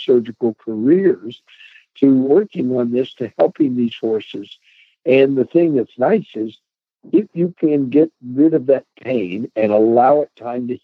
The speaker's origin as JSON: {"language": "English", "town": "Delaware", "region": "Ohio", "country": "United States", "tie": "born or raised there", "said": "I grew up in Delaware, Ohio"}